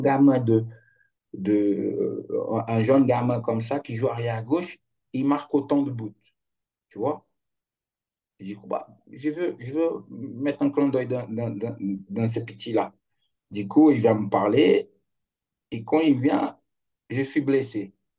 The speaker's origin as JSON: {"language": "French", "town": "Pelotas", "region": "Rio Grande do Sul", "country": "Brazil", "tie": "born or raised there", "also_born_or_lived": "Netherlands / Lille, France / Lyon, France / Rome, Italy", "second_language": "French", "moved": "as an adult", "said": "je suis de Pelotas, du sud du Brésil"}